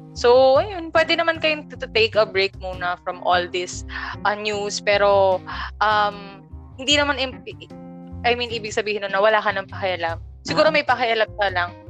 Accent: Rizal, Calabarzon, Philippines; taga Rizal kami

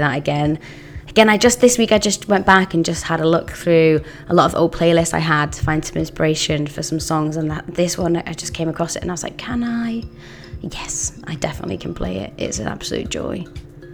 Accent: Bolton, North West England, United Kingdom; we're from Bolton, so it's a bit more inland.

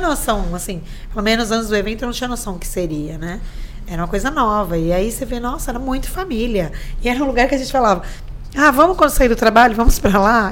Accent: São Vicente, São Paulo, Brazil; also born or lived in Santos; eu nasci em Santos, mas moro aqui a vida inteira

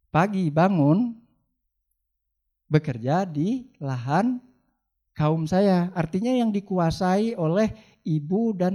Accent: West Sumatra, Indonesia; Sebenarnya saya milih hukum Islam sih. Eh tapi gimana lagi, saya juga dilahirkan sebagai orang Minang gitu.

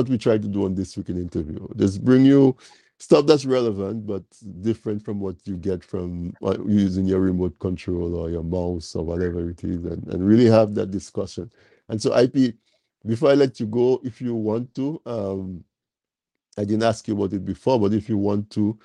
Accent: Dominica; Because we were born in Dominica, we say we are Dominican.

